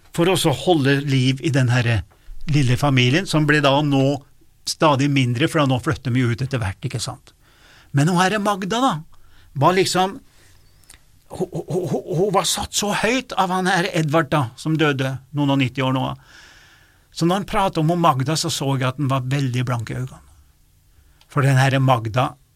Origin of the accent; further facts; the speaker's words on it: Stjørdal, Trøndelag, Norway; der jeg vokste opp òg